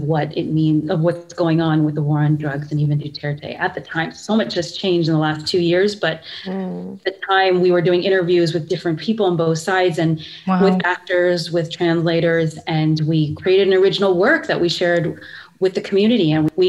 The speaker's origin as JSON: {"language": "English", "country": "Philippines", "said": "because even my own identity as a Filipino is so, I understand it very differently, because being Filipino is like, when I'm here, it's like, yeah, we look the same."}